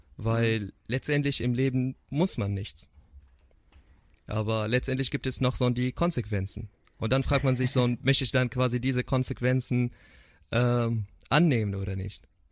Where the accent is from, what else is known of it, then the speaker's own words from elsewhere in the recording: Syria; German is a second language; moved away as an adult; wir als Syrer